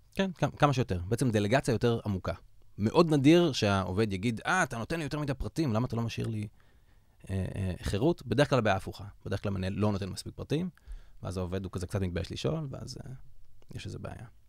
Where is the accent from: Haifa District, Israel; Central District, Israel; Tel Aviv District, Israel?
Central District, Israel; Yavne; גדלתי ביבנה, עיר האורות, בירת הראפ.